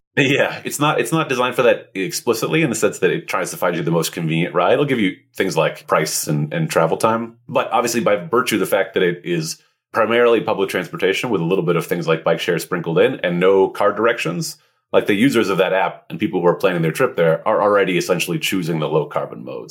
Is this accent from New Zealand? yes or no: no; Montreal, Quebec, Canada; I grew up in Montreal, which is one of the best transit cities in North America.